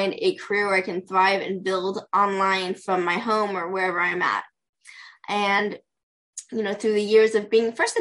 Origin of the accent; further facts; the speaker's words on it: Pasadena, California, United States; I'm from Pasadena, California. Born and raised Southern California girl, so I love where I'm